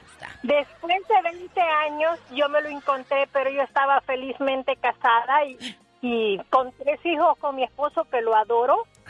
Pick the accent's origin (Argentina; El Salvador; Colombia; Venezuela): El Salvador; now in Las Vegas, United States; nosotros somos del Salvador